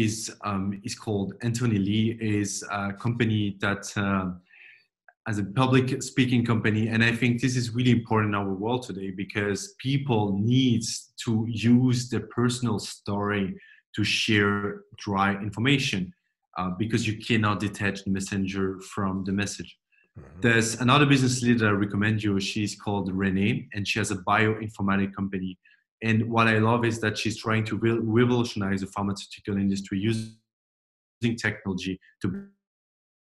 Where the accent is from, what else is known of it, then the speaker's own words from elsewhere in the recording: France; moved away as an adult; also born or lived in Silicon Valley; I grew up in France, but I'm French-German